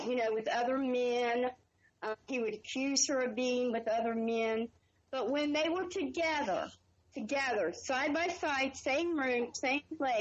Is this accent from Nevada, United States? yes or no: no; Jackson County, Ohio, United States; we are from Jackson County, Ohio, which is side by side.